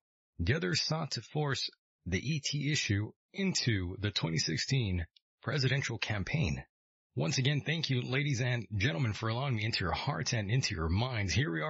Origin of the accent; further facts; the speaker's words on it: California, United States; right here in my home state of California.